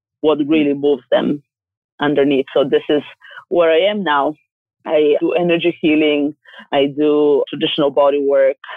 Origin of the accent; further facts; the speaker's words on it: Bulgaria; I'm from Bulgaria, and it's a small country in the Mediterranean